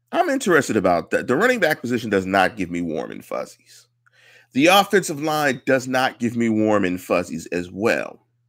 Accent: Pittsburgh, Pennsylvania, United States; I'm from Pittsburgh.

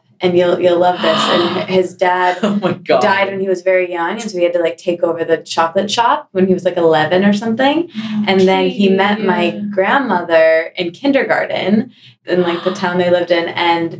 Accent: East Lansing, Michigan, United States; now in New York, United States; And so I grew up in Michigan.

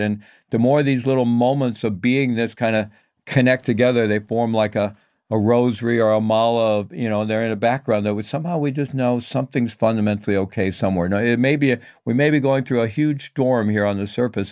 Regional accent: Missouri, United States; I'm from Missouri, you know, the show me state

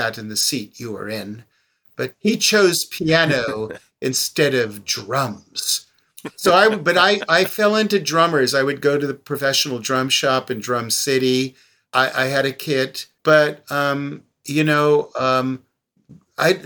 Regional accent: West Hollywood, California, United States; growing up in the West Hollywood area

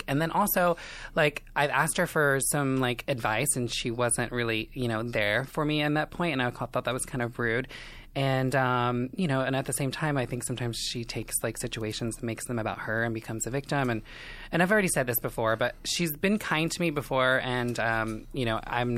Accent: Indiana, United States; moved away as an adult; now in Los Angeles, United States; I am from Indiana, small town. I kind of grew up in a trailer park situation

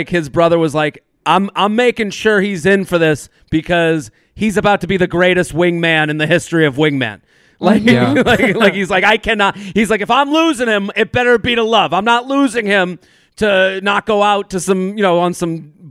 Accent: North Carolina, United States; so we're both from North Carolina, you know, like, as opposed to like, oh, the street I grew up on is a lot like Matt's that he grew up on.

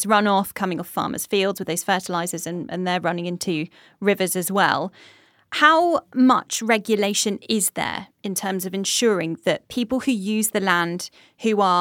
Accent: Cornwall, South West England, United Kingdom; I grew up in Cornwall

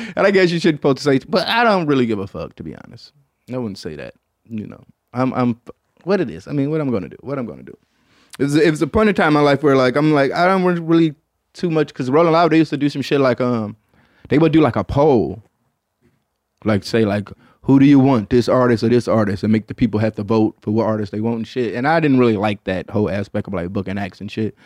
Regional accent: Michigan, United States; I'm from Michigan

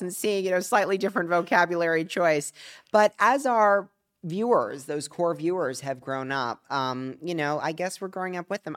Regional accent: Palm Beach, Florida, United States; from South Florida, from Palm Beach, Florida

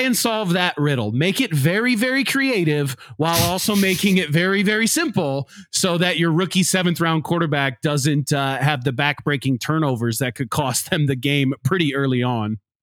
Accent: Iowa, United States; moved away; I'm from Iowa. I'm not from Miami

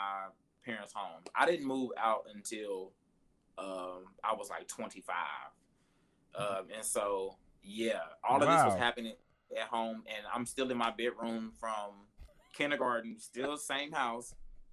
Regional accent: Hayti, Missouri, United States; I'm from Hayti, Missouri. It's 12 people.

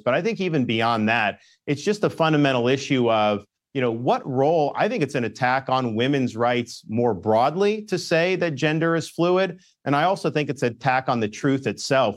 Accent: Florida, United States; born and raised in Florida

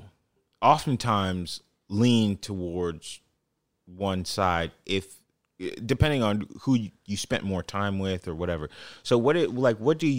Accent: United States; English is a second language; Even though I am born and raised in America

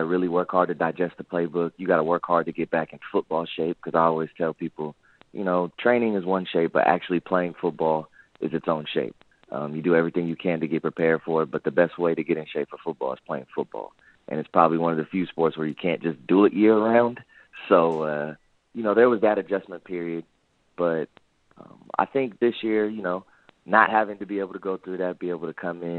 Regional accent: Sacramento, California, United States; Back in my hometown in Sacramento, California

